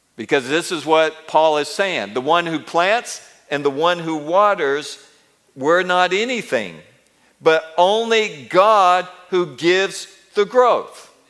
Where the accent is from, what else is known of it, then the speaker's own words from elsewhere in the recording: Mobile and Montgomery, Alabama, United States; moved away; also born or lived in India / Israel; when I grew up in Mobile and Montgomery